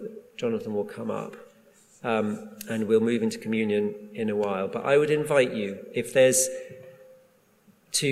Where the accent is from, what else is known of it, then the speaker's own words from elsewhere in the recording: Durham, North East England, United Kingdom; I grew up in Durham, in the northeast